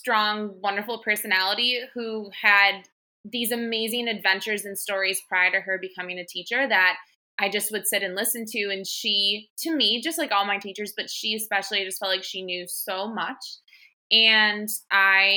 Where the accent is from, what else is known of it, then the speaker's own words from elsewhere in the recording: Milwaukee, Wisconsin, United States; also born or lived in Madison, Wisconsin; I'm from Milwaukee, and I lived within less than a mile from Lake Michigan.